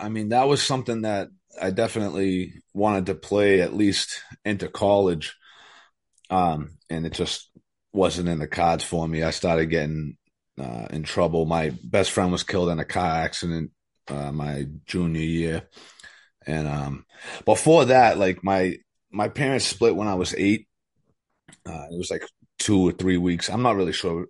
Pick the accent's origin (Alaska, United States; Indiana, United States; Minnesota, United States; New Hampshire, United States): New Hampshire, United States; also born or lived in Methuen, Massachusetts; I was born in Methuen, Massachusetts. Uh, we lived there till I was about eight. And then we moved to New Hampshire